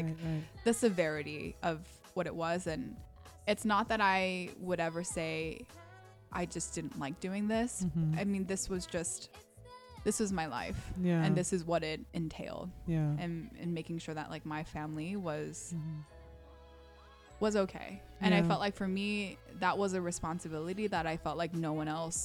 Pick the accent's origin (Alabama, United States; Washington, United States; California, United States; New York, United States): California, United States; Orange County; first language Korean; English is a second language; also born or lived in Ontario, California; we didn't move on to Orange County until I was like five or six